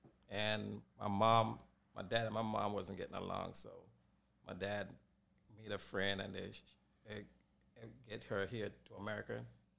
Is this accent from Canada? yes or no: no; Jamaica; You know, Yadi, man, Jamaican.